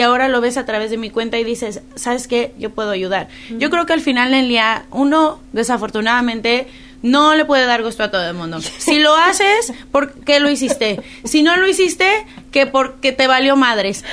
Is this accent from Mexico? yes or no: yes; Mexico City, Mexico; now in United States; yo crecí en la Ciudad de México